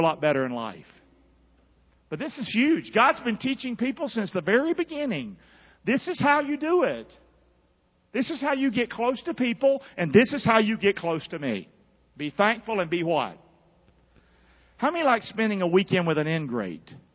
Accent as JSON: {"language": "English", "region": "Carolina", "country": "United States", "tie": "born or raised there", "said": "I grew up in Carolina"}